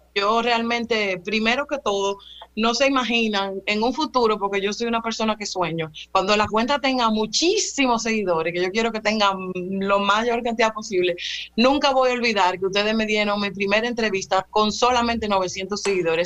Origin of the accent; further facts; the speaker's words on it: Dominican Republic; como dominicanos